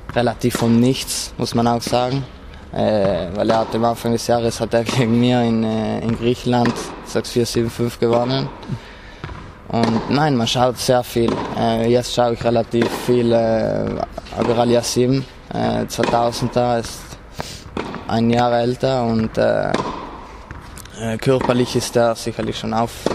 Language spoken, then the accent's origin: German; South Tyrol, Trentino-Alto Adige, Italy; bei uns in Südtirol wird noch relativ viel Ski gefahren